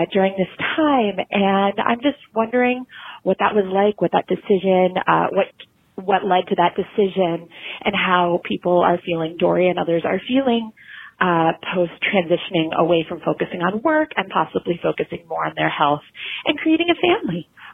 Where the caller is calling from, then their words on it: Portland, United States; I'm from Portland